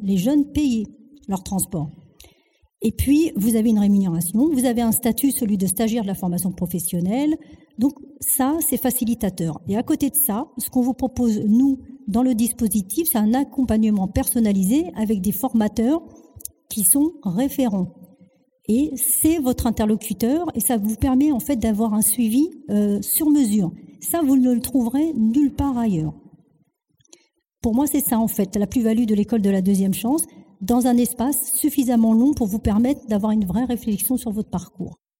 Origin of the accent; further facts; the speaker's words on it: France; also born or lived in Algeria; Je suis venue, enfin, on m'a fait venir. J'avais même pas